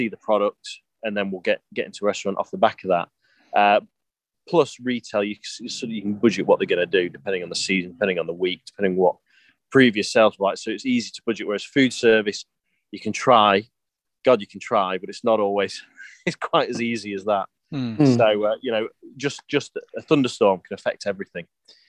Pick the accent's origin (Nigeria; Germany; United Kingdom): United Kingdom; England; uni is a different world to growing up in England.